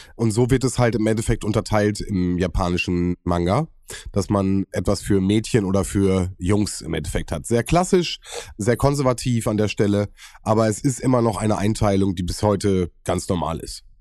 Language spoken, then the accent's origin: German; Germany; bei uns in Deutschland